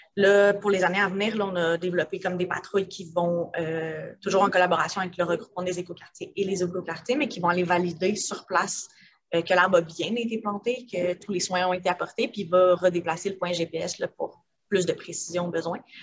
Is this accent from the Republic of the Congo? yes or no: no; Montreal, Quebec, Canada; j'ai grandi à Montréal, dans le Myland, fait un milieu assez urbanisé